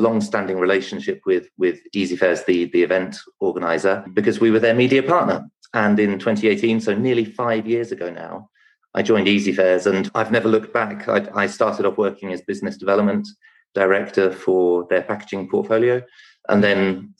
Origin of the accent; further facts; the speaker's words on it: England, United Kingdom; also born or lived in France / London; I came back to England because I'm British